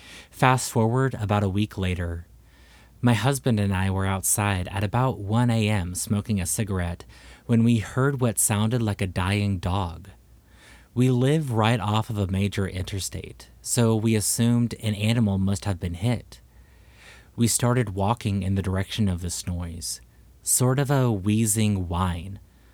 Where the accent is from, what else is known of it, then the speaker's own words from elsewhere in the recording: Texas, United States; I was raised in Texas, and I've heard many, but this was not an owl.